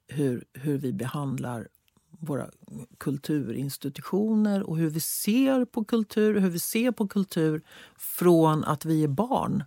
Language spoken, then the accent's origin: Swedish; Sweden; som svensk